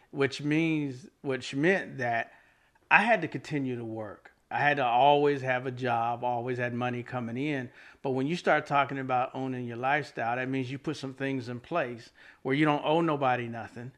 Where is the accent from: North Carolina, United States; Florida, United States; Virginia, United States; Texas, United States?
North Carolina, United States; Fayetteville; moved away as an adult; now in Raleigh, United States; I'm originally from Fayetteville